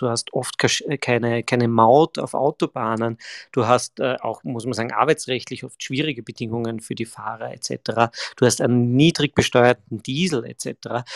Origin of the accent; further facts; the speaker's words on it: Graz, Styria, Austria; bin ja ein, ein Grazer